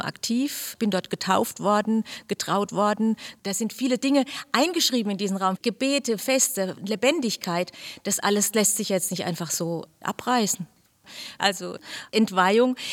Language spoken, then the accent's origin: German; Heidelberg, Baden-Württemberg, Germany; Ich bin hier in der Michaelsgemeinde aufgewachsen